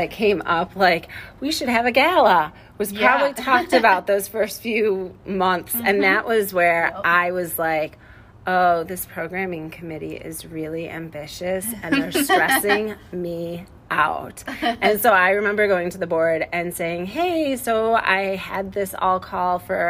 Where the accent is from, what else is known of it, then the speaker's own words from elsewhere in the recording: Illinois, United States; now in Iowa, United States; I'm from Illinois